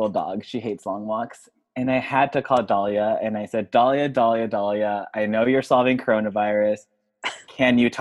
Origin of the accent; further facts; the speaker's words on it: San Diego, California, United States; now in Santa Monica, United States; from San Diego, but I now reside in Santa Monica or Brentwood